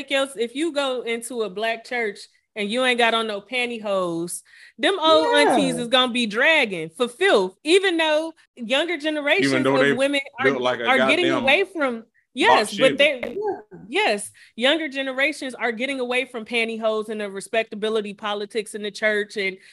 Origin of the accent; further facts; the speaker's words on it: Ghana; Well, I'm Ghanaian, so you don't do that to me.